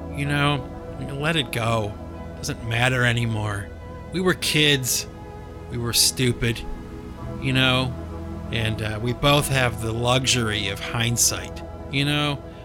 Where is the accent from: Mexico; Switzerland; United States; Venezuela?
United States; Cleveland, Ohio; moved away; my hometown